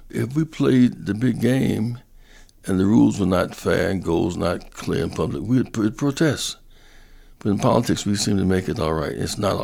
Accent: Greenville, South Carolina, United States; moved away; I grew up in Greenville, South Carolina

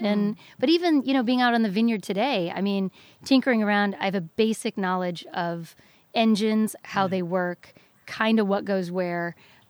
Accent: Freeport, Midwest, United States; moved away; who's also from the Midwest, and I don't know why he was surprised by this, but we went to we were in my hometown of Freeport.

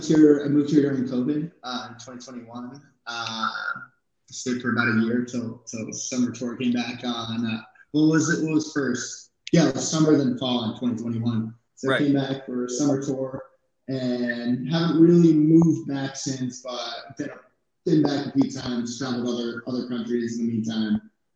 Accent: New Jersey, United States; moved away; I am from New Jersey. I haven't lived there in a long time. I don't really live anywhere.

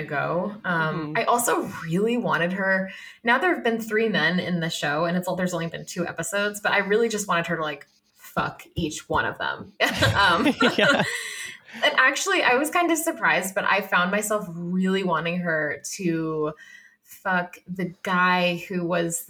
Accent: Massachusetts, United States; moved away; I'm from Massachusetts originally.

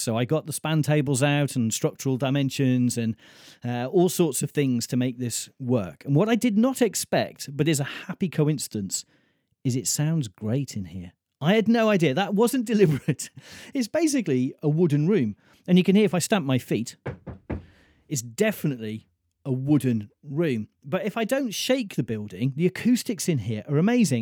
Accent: Mold, Wales, United Kingdom; Rydwig, which is the Welsh name for mould, my hometown.

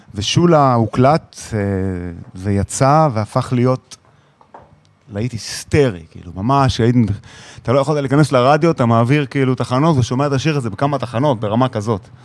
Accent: Israel; moved away as an adult; ילד ישראלי

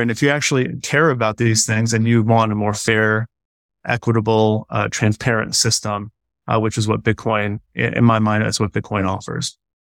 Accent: United States; as an American

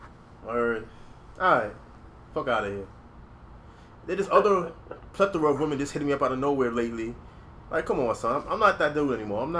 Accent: New York City, New York, United States; I'm from the Bronx.

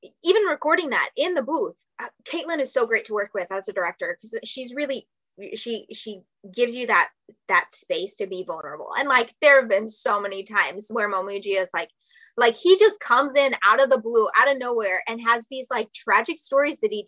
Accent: Minnesota, United States; accent: Minnesotan; I'm from Minnesota.

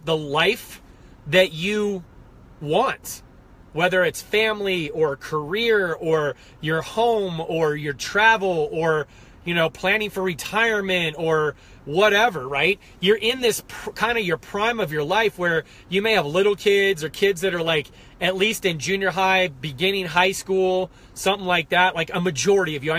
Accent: United States; I'm American as they come

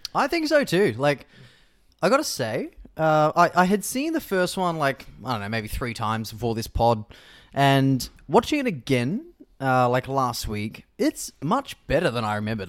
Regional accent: Victoria, Australia; moved away; growing up in Victoria

